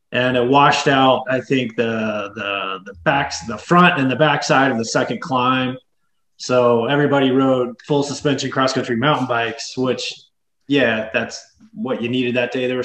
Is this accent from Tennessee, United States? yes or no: yes; West Tennessee, United States; moved away as an adult; also born or lived in Oklahoma; now in Utah, United States; little town I grew up in in West Tennessee